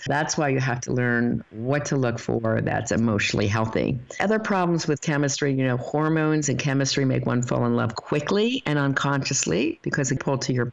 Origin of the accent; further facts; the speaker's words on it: United States; we grew up in America